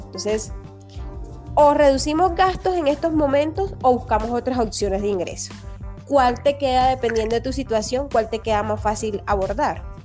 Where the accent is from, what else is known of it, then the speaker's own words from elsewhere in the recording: Caribbean coast of Colombia, Caribbean Region, Colombia; now in Bogotá, Colombia; yo soy una costeña en Bogotá